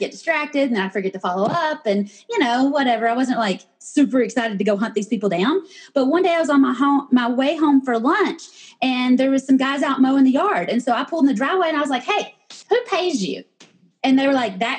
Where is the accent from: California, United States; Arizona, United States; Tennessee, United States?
Tennessee, United States; Knoxville; moved away as an adult; now in Georgia, United States; I was born and raised in Knoxville. I'm a Vol girl and I always will be.